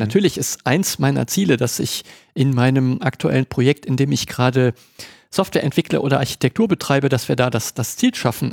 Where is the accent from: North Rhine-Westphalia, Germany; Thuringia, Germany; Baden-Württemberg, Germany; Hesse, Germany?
North Rhine-Westphalia, Germany; Cologne; ich bin Kölner